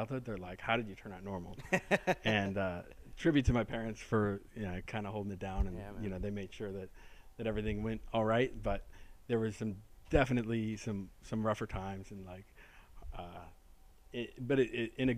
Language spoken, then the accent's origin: English; Orange County, Southern California, United States; Orange County, which is where I grew up in Southern California